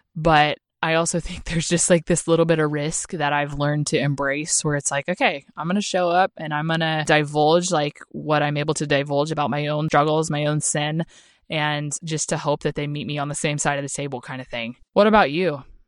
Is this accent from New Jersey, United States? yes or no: no; Oklahoma, United States; moved away; I'm from Oklahoma